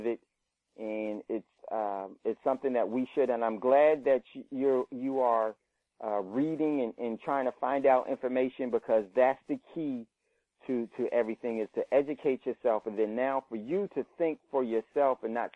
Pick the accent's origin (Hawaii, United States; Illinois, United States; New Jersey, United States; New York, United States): New Jersey, United States; Hackensack; moved away; I grew up in Hackensack